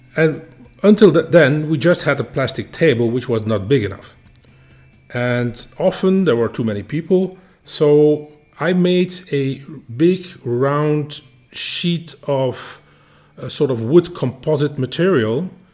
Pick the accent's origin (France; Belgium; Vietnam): Belgium; we Belgians